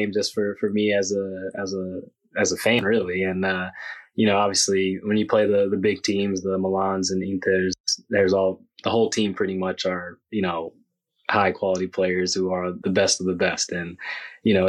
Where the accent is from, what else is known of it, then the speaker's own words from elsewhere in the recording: United States; moved away as an adult; now in Italy; I grew up in America